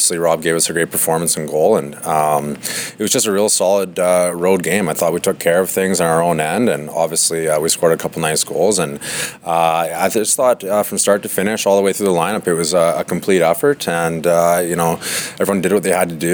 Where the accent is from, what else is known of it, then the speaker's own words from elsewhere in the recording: Canada; being Canadian